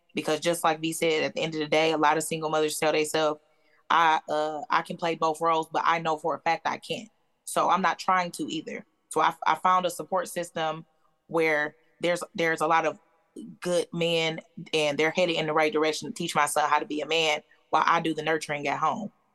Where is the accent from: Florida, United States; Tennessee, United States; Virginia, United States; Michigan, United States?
Michigan, United States; Detroit; moved away as an adult; I'm originally from Michigan, from Detroit.